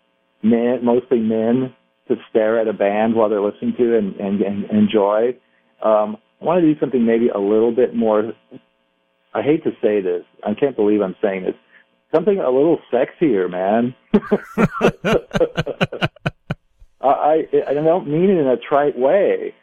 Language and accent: English; Southern California, United States; I'm from Southern California